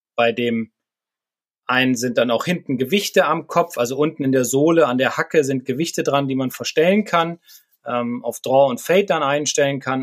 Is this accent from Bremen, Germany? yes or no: yes; Bremen, Germany; also aus meiner Heimatstadt